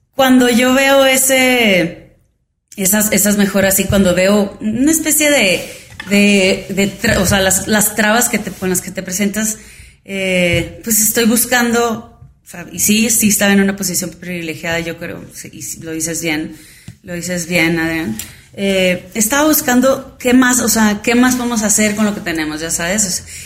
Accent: Hermosillo, Sonora, Mexico; moved away as an adult; also born or lived in Arizona, United States; now in Mexico City, Mexico; yo soy de Hermosillo, Sonora y nací y ahí está este, mi familia

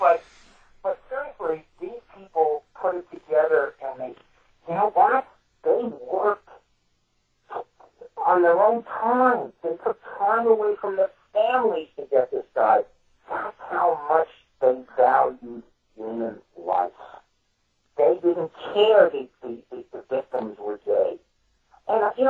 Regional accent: New York City, New York, United States; I'm from Brooklyn. We didn't have trailers

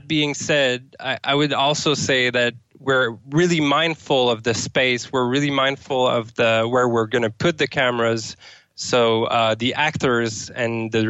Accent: Sherbrooke, Quebec, Canada; now in Amsterdam, Netherlands; I'm from Sherbrooke, Canada

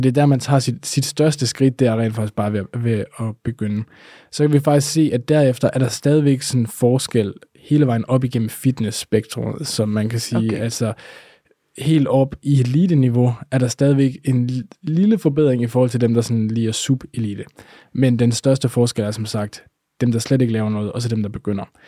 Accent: Denmark; vi danskere

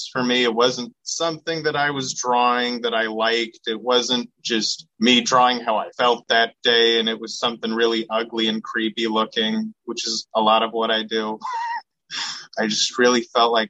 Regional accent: Seattle, Washington, United States; I'm from Seattle.

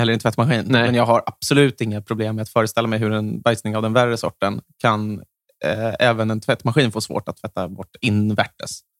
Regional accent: Järna, Stockholm County, Sweden; varannan helg då har jag vuxit upp i Järna

